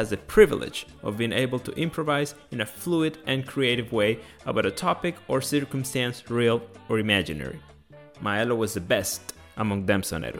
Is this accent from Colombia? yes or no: yes; Colombia; Growing up in Colombia